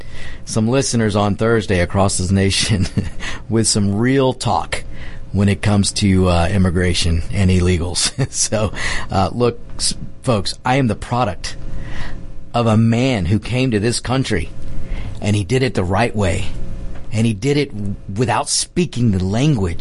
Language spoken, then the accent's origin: English; United States; this is my country. I'm an American